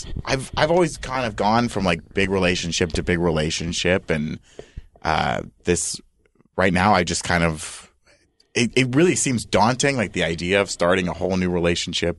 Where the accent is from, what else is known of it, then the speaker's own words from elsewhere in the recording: Fort Myers, Florida, United States; moved away as an adult; now in Los Angeles, United States; I'm also from Florida, a town called Fort Myers